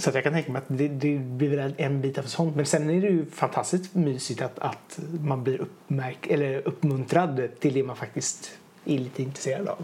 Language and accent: Swedish; Hunnebostrand, Västra Götaland, Sweden; Jag är ju från Bohuslän själv.